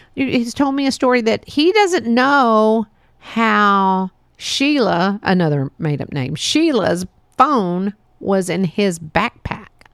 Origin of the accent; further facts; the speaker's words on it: Texas, United States; it was fun growing up here in Texas.